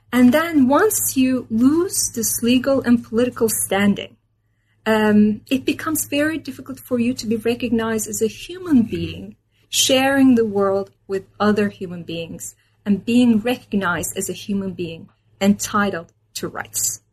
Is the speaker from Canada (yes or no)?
no; Istanbul, Turkey; moved away as an adult; also born or lived in Minnesota, United States; I was born and raised in Istanbul, Turkey.